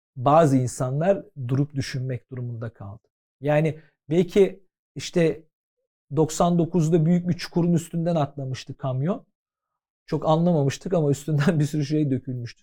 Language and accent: Turkish; Istanbul, Turkey; Ben Fatihliyim. Şimdi Fatihli olduğum için e, her tür insanla beraber yaşadım, büyüdüm